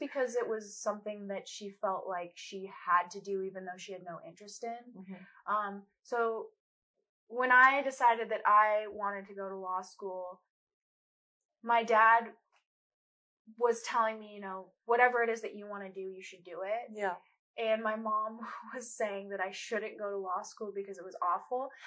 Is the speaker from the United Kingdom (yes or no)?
no; Colorado, United States; I'm from Colorado, um, born and raised